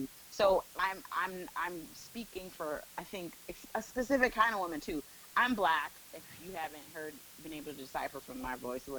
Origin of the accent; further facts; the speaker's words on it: Evanston, Illinois, United States; I grew up outside of Chicago. {S0} Oh, okay. {S4} In Evanston, Illinois. So I'm a Midwest girl.